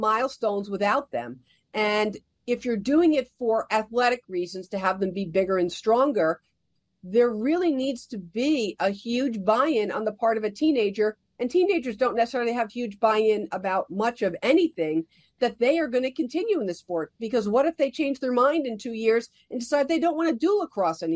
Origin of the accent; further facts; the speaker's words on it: New Jersey, United States; I grew up in New Jersey